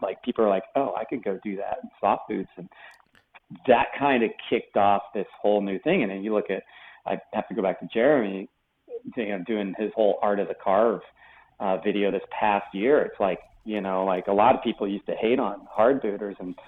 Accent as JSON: {"language": "English", "region": "East Coast", "country": "United States", "tie": "born or raised there", "said": "I was growing up on the East Coast"}